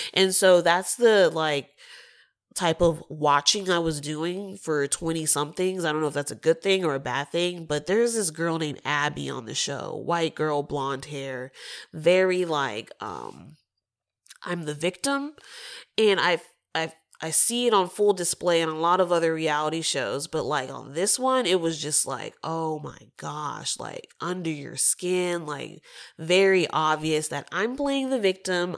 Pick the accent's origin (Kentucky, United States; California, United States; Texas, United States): Texas, United States; I'm from the South, but I'm from Texas